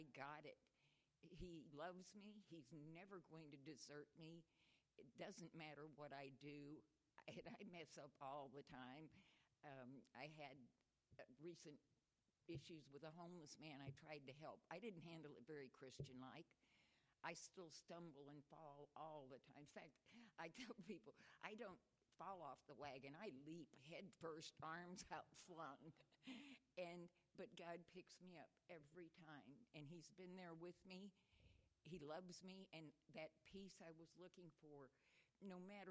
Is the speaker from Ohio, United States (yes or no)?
no; Texas, United States; I was born in Texas.